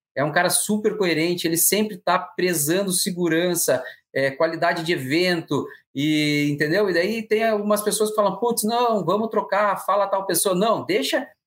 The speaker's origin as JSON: {"language": "Portuguese", "region": "Paraná", "country": "Brazil", "said": "eu, como paranaense"}